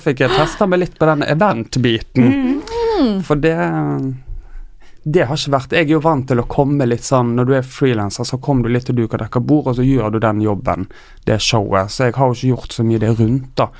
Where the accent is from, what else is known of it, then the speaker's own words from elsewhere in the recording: Tysnes, Vestland, Norway; now in Oslo, Norway; Jeg er fra Tysnes, en lita øy utenfor Bergen